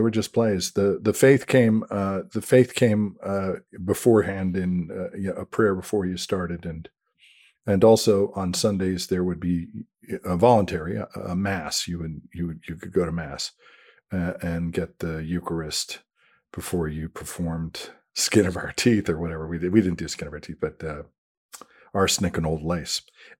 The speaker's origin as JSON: {"language": "English", "town": "Denver", "region": "Colorado", "country": "United States", "tie": "born or raised there", "said": "we had a guy on my on the street I grew up in Denver who did movies with the kids on the street."}